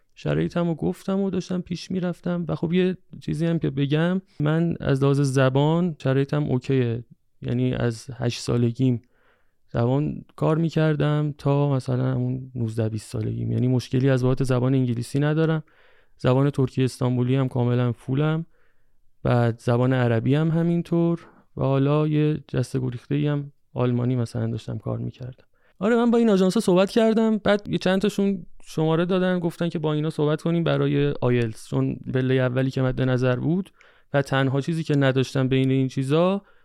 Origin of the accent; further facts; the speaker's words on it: Tehran, Tehran Province, Iran; من تهران اصالتا ترکم حالا تهران زندگی